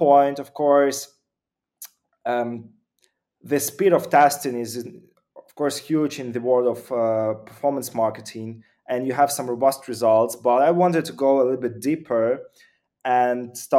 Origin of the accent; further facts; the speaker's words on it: Ukraine; originally I'm from Ukraine